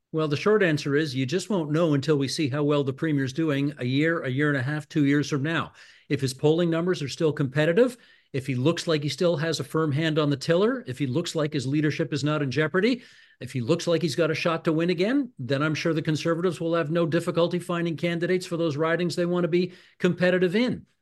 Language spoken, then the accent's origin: English; Hamilton, Ontario, Canada; moved away; I'm originally from Hamilton